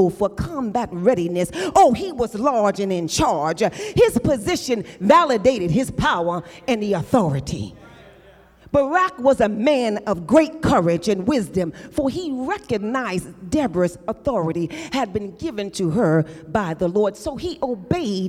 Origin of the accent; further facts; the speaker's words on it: New York, United States; I'm from New York, where I grew up in the projects.